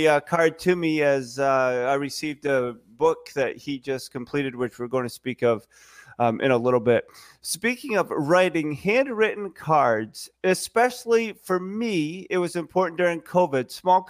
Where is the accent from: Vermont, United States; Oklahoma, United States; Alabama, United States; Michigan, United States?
Vermont, United States; also born or lived in New Brunswick; And growing up in Vermont, where we claim the best foliage and maple syrup ever